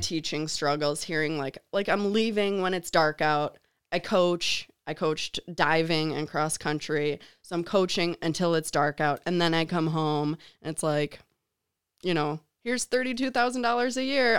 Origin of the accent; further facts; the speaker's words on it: Chicago, Illinois, United States; moved away as an adult; also born or lived in Grand Rapids, Michigan; I'm from Chicago